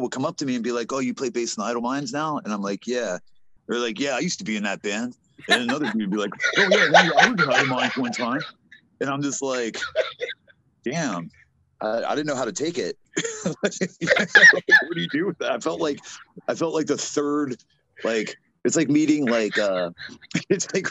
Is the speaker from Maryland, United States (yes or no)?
yes; Waldorf, Maryland, United States; moved away as an adult; also born or lived in Los Angeles; we're actually from Southern Maryland.